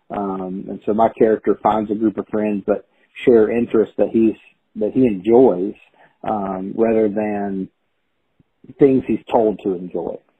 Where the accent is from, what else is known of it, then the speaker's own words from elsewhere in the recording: Chattanooga, Tennessee, United States; a writers group here in my hometown of Chattanooga